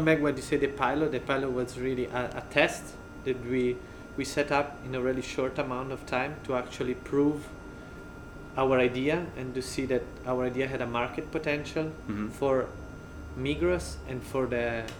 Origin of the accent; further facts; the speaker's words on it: Ticino, Switzerland; moved away as an adult; also born or lived in St. Gallen / Paris; I come from Ticino, as you can hear from my funny accent.